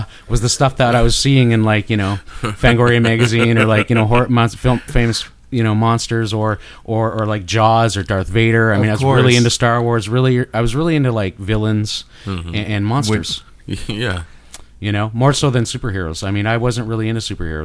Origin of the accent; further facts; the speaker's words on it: Canada; accent: Canadian; my Canadian accent